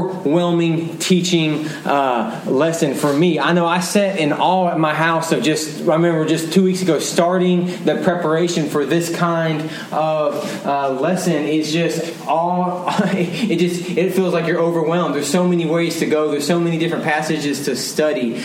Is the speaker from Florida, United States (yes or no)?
no; Dallas, Texas, United States; I was born and raised in Dallas. I love my city. I am a homer